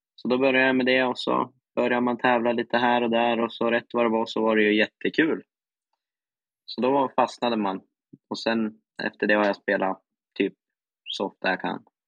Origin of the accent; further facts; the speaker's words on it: Västernorrland County, Sweden; Västernorrland är ju mitt län då